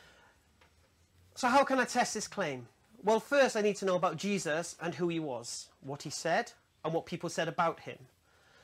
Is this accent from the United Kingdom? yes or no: yes; England, United Kingdom; I'm an English revert to Islam